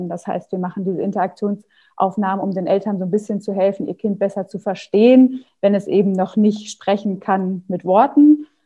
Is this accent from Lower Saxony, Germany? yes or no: no; Paderborn, North Rhine-Westphalia, Germany; born there; moved away as an adult; now in Hamburg, Germany; ich ähm, bin seit 2009 in Hamburg, komme gebürtig aus Nordrhein-Westfalen, aus Paderborn